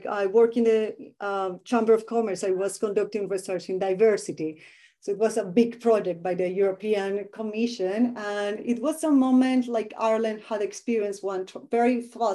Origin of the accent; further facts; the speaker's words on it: Medellín, Antioquia, Colombia; English is a second language; I grew up in Medellin in Colombia